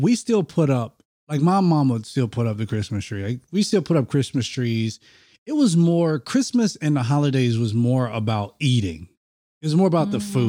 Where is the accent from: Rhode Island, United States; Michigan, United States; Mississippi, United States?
Mississippi, United States; I grew up in Mississippi